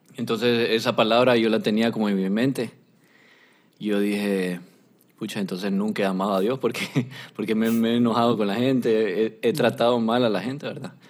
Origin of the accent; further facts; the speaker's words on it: Honduras; yo soy de Honduras